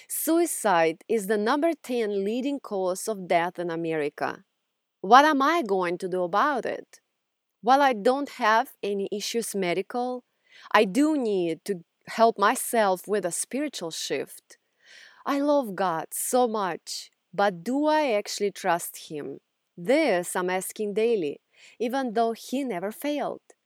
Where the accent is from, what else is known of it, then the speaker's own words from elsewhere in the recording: Russia; English is a second language; now in United States; if you haven't figured out from my accent yet, I grew up in Russia